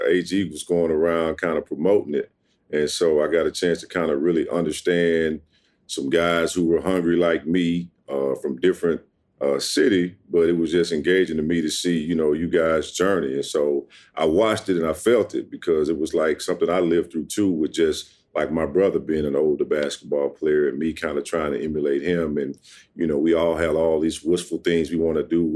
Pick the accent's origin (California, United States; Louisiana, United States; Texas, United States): Louisiana, United States; Ruston; I grew up in Ruston, Louisiana, the youngest of four.